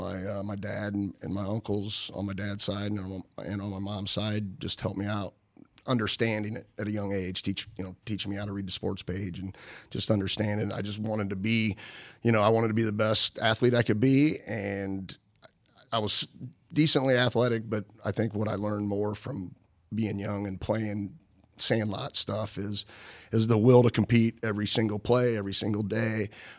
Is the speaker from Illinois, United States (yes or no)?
yes; Bethalto, Illinois, United States; also born or lived in Alton, Illinois / Livingston, Illinois / Roxana, Illinois / Wood River, Illinois; moved down here with my mom in the Roxana Wood River area, 'cause that's where she grew up. And then she met my stepdad, and we moved to Bethalto in third grade